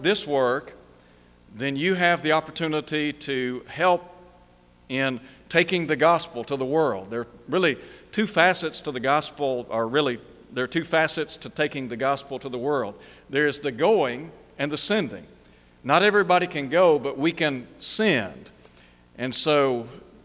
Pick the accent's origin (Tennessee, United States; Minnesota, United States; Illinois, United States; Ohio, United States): Tennessee, United States; Chattanooga; when I was growing up in Chattanooga